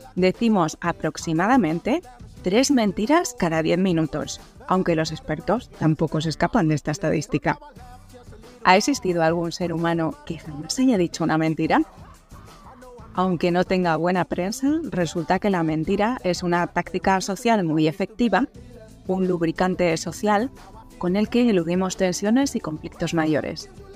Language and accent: Spanish; Zaragoza, Aragon, Spain; soy de Zaragoza